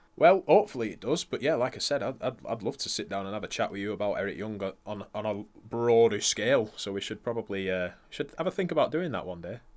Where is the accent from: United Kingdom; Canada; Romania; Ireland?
United Kingdom; we are British